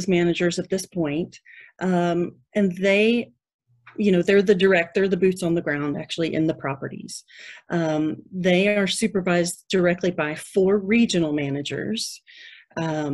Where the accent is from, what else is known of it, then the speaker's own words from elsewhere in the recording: Louisville, Kentucky, United States; now in Texas, United States; I grew up in Kentucky near Louisville